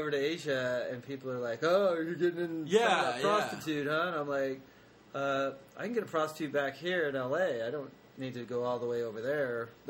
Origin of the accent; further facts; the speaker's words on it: Canada; Canada. I'm Canadian.